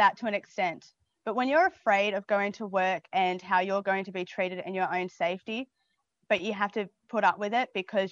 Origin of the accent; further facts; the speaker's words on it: Geraldton, Western Australia, Australia; now in Melbourne, Australia; I'm originally from Geraldton, West Australia.